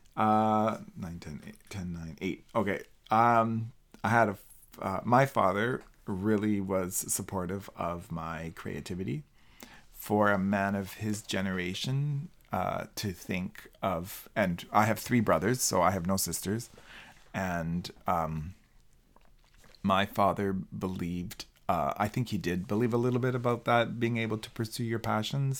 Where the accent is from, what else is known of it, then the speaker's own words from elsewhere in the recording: Colombia; English is a second language; moved away as an adult; now in Canada; I'm, uh, pleased or blessed for having been born and raised in Colombia